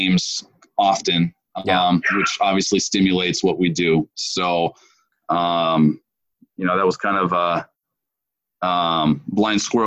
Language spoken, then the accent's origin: English; Minneapolis, Minnesota, United States; moved away as an adult; now in Fort Myers, United States; I'm originally from Minneapolis, Minnesota, and currently for the last 13 years have lived down here in Southwest Florida